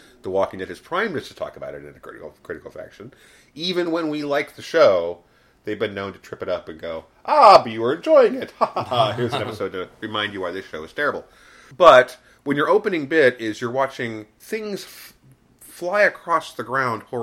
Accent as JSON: {"language": "English", "region": "Midwest", "country": "United States", "said": "I'm from the Midwest, where you know it rains a lot"}